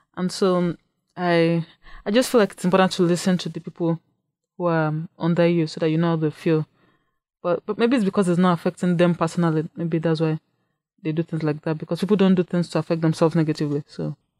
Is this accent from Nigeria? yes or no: yes; Nigeria; moved away as an adult; now in Saint Cloud, United States; I'm, I'm also from Nigeria, and I came to Saint Cloud State in fall of twenty fourteen